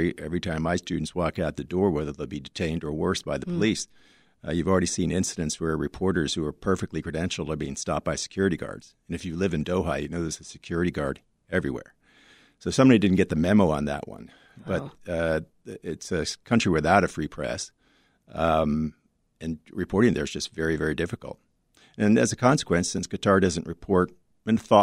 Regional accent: United States; As an American

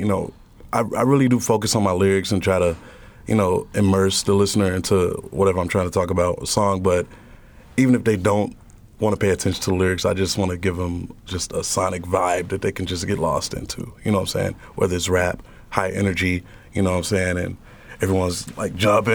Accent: Chicago, Illinois, United States; also born or lived in Wisconsin; I grew up on the South Side

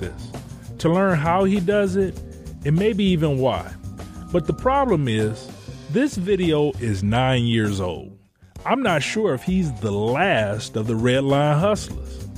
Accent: Detroit, Michigan, United States; also born or lived in Chicago; I'm a storyteller from Detroit

